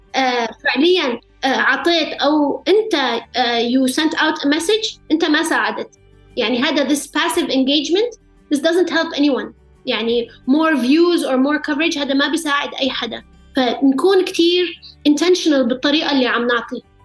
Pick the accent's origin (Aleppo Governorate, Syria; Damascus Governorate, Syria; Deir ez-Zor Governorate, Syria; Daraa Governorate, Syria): Aleppo Governorate, Syria; Aleppo; moved away; حلب ومطرح ما ربيت